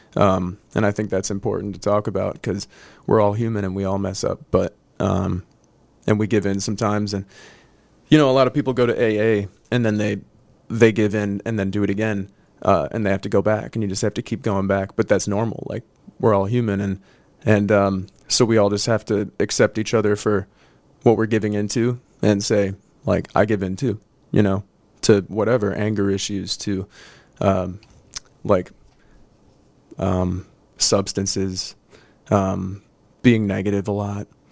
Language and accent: English; De Pere, Wisconsin, United States; also born or lived in California; I'm from De Pere